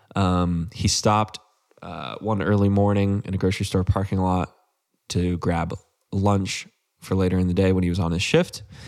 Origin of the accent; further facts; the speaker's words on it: Central Texas, United States; I grew up in Central Texas